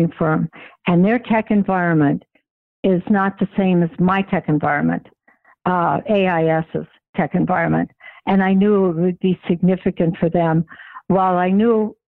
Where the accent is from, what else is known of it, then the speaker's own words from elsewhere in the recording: Denver, Colorado, United States; growing up in Denver in the consulting area